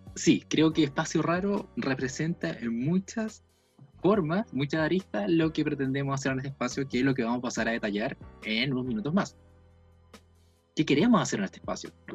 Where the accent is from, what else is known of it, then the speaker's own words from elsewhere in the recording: Valdivia, Los Ríos, Chile; soy del sur de Chile, de Valdivia